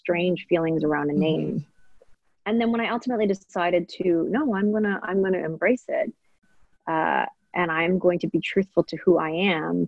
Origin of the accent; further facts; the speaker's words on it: Maple Ridge, British Columbia, Canada; also born or lived in Hong Kong; I grew up in Maple Ridge and in Canada